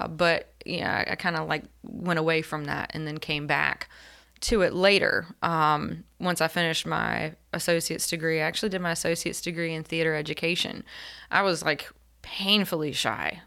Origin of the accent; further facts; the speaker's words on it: Elizabeth City, North Carolina, United States; grew up in Elizabeth City and tried to leave a couple of times